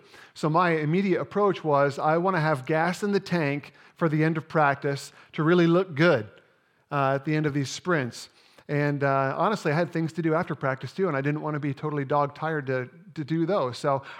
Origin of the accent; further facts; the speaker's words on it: Indiana, United States; I grew up playing basketball in Indiana, and by the time I was in seventh grade, I was ready to join our school's junior high team.